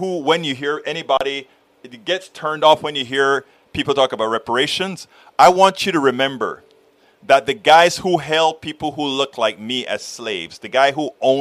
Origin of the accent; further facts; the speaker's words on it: Panama; I'm from Panama, Central America